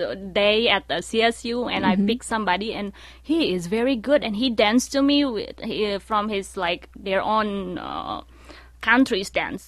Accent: Bandung, West Java, Indonesia; now in United States; I was born in Bandung. Mm-hmm. So Bandung is in West Java.

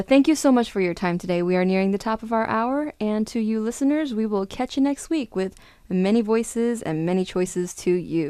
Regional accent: United States; My Chinese is a little bit rusty. I grew up in the States over here, so.

